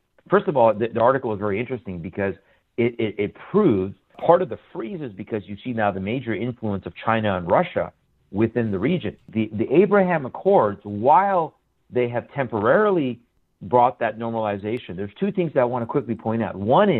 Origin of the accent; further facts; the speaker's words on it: Iran; now in United States; Well, I'm originally from Iran, born there, born into a Muslim family. Just over almost 23 years ago now, Lord Jesus Christ got a hold of my life here in the States after we had left Iran.